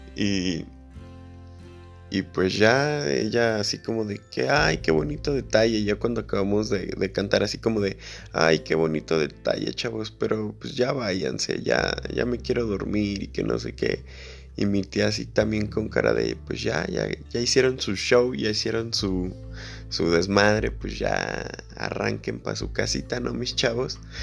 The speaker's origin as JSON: {"language": "Spanish", "country": "Mexico", "said": "todos los que somos de México"}